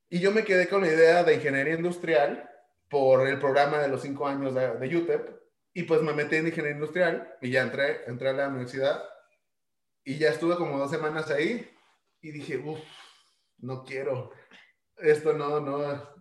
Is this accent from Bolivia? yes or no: no; Ciudad Juárez, Chihuahua, Mexico; soy mexicano